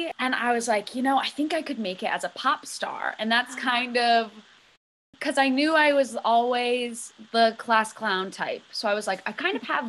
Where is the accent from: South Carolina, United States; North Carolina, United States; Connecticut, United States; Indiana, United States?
Connecticut, United States; Cheshire; I was born and raised in Cheshire, Connecticut